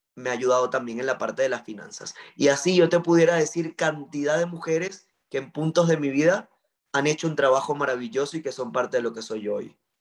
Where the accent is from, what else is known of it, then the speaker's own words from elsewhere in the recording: Maracaibo, Zulia, Venezuela; yo soy de Venezuela, nací en Maracaibo, estado Zulia